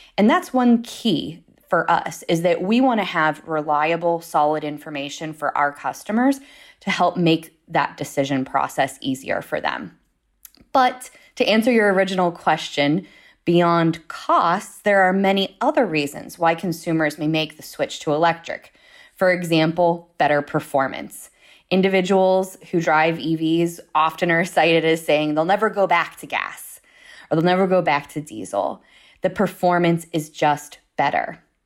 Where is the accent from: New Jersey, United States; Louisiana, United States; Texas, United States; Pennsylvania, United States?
Pennsylvania, United States; Pittsburgh; moved away as an adult; also born or lived in Washington, D.C.; now in Pittsburgh, United States; I'm originally from the Pittsburgh area